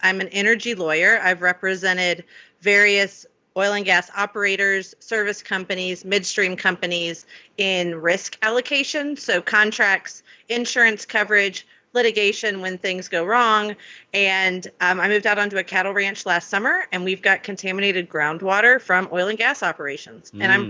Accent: Florida, United States; also born or lived in Alabama / California; I was born in Alabama, grew up in Florida and California, and then went to undergrad and law school at LSU

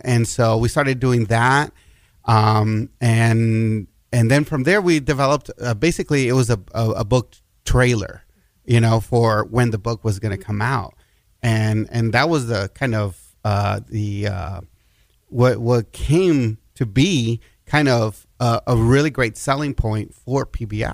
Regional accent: El Paso, Texas, United States; it's also my hometown

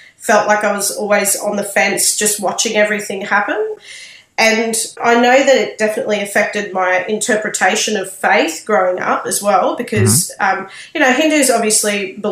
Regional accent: Sydney, New South Wales, Australia; moved away as an adult; now in Brisbane, Australia; I was born in Sydney and was raised there

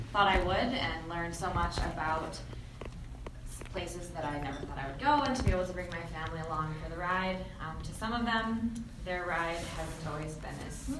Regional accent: Herkimer County area, New York, United States; she's from my hometown

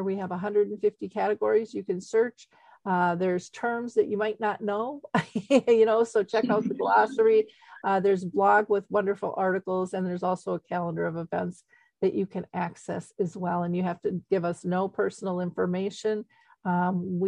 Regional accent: Minnesota, United States; I grew up in Minnesota in the U.S.

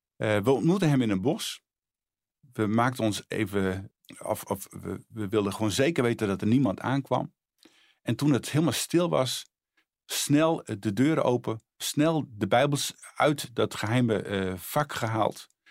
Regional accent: Friesland, Netherlands; moved away as an adult; also born or lived in Bolsward / Sneek; now in Harderwijk, Netherlands; Ik ben geboren in Friesland.

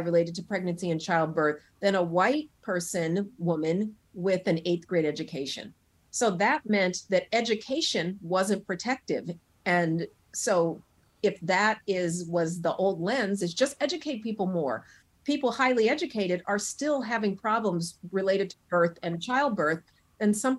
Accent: Denver, Colorado, United States; now in Brooklyn, New York, United States; I'm originally from Colorado, the Mile High City. I have excellent lung function because of growing up in that thin air

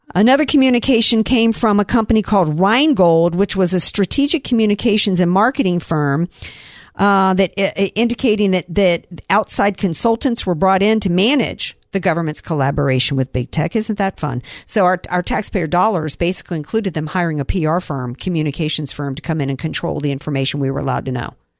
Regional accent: the South, United States; I grew up in the South and we were too poor to own these lawn darts.

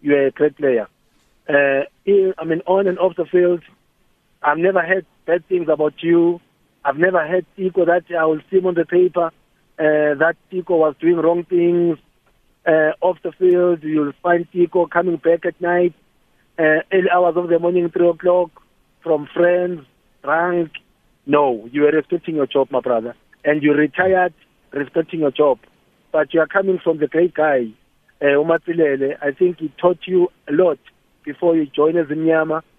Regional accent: Eswatini; I'm from Swaziland

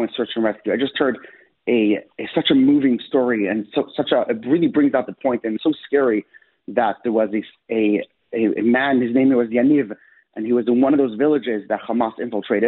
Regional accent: Israel; now in Buffalo, United States; I'm an Israeli citizen. I was born in Israel

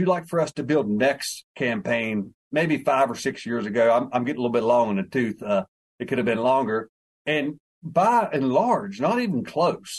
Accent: West Virginia, United States; I'm from West Virginia

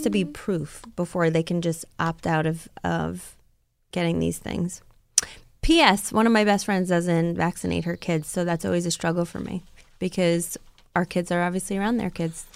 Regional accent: Rockland County, New York, United States; my hometown, um, you know, Rockland County where I grew up

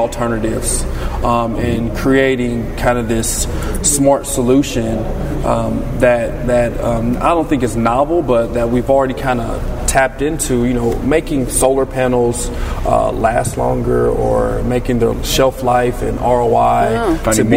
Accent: Dayton, Ohio, United States; now in Pittsburgh, United States; I'm a native Ohioan

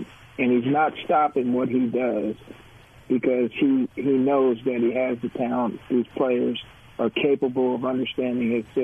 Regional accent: New Jersey, United States; Art and I are cousins, and we grew up in New Jersey

